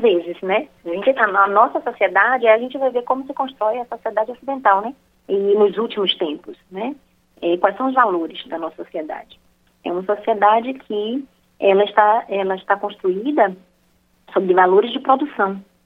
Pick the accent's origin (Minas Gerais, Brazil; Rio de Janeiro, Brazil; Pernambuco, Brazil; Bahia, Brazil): Bahia, Brazil; sou baiana